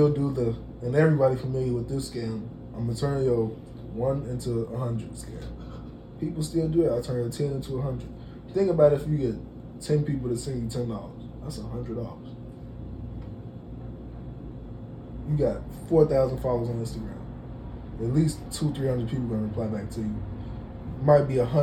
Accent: Chicago, Illinois, United States; we're from Illinois, Chicago

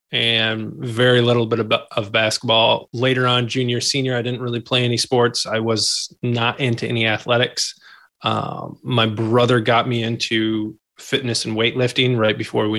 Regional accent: Grand Rapids, Michigan, United States; I was born and raised in Grand Rapids, Michigan.

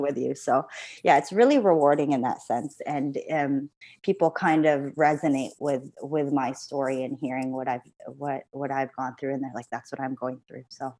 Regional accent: Canada; moved away as an adult; also born or lived in Philippines; now in London, United Kingdom; I'm Canadian

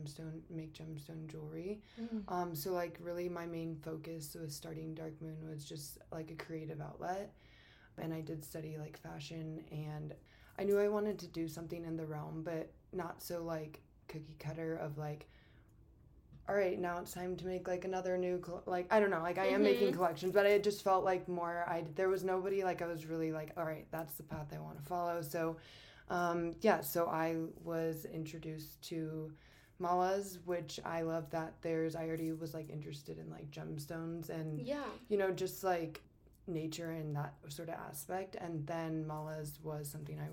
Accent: Aurora, Colorado, United States; also born or lived in Denver / Fort Collins / Grand Junction; I was born in Aurora in Colorado, so I've been in Colorado my whole life.

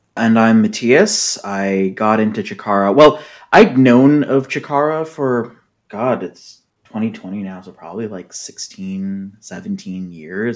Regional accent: Seattle, Washington, United States; I'm from Seattle

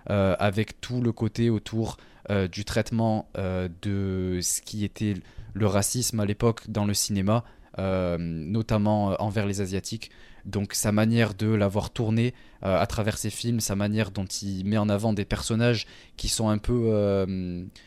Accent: Toulouse, Occitania, France; je viens du sud de la France, la plus belle ville en France, Toulouse, évidemment. Donc, voilà. Mais je n'ai pas l'accent.

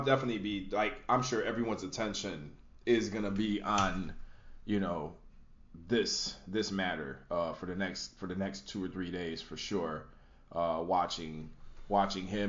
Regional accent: Chicago, Illinois, United States; I'm a Chicagoan

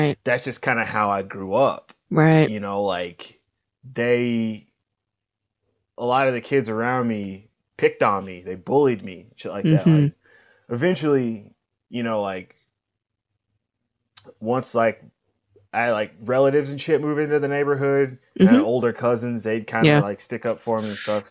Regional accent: Kansas City, Kansas, United States; I grew up in Wyandotte County, Kansas City, Kansas

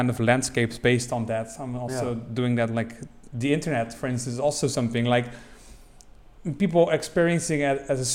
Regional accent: Rotterdam, South Holland, Netherlands; I come from Rotterdam

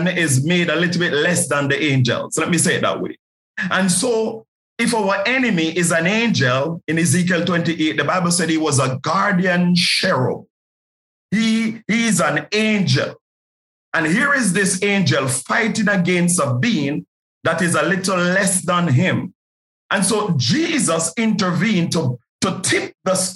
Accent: Jamaica; I grew up in a place you would refer to as Nazareth. It's flankers in Jamaica

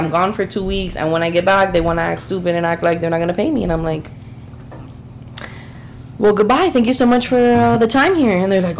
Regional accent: Miami, Florida, United States; You guys know that. Born and raised in Miami.

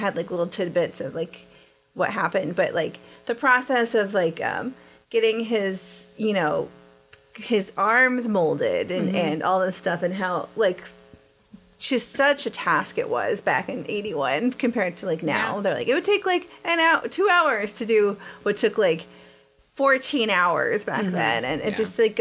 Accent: Texas, United States; I'm from Texas

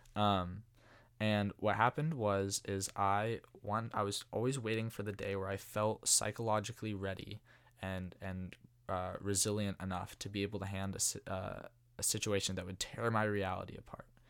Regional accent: Walnut Creek, California, United States; I'm from Walnut Creek originally. Um, born and raised, went to De La Salle.

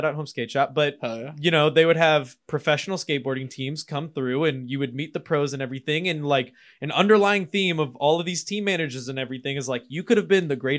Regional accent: Louisville, Kentucky, United States; I'm from Louisville.

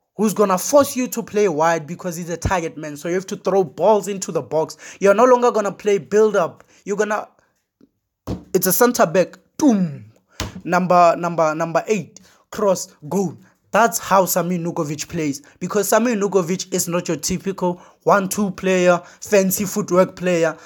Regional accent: Limpopo, South Africa; I'm from Limpopo. I know I'm, I'm from Limpopo

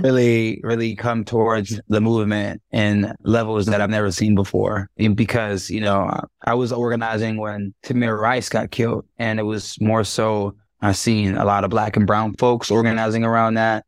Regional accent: New York, United States; moved away as an adult; now in Orange County, United States; I'm not from California, right? I'm from New York.

